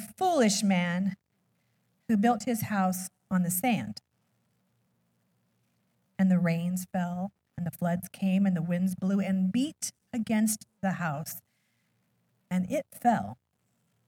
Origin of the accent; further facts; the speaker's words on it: Alaska, United States; moved away; I was raised in Alaska, so I'm definitely a cold person